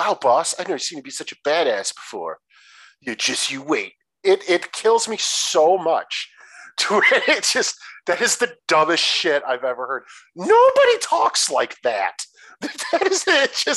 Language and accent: English; Detroit, Michigan, United States; I'm from Detroit in that area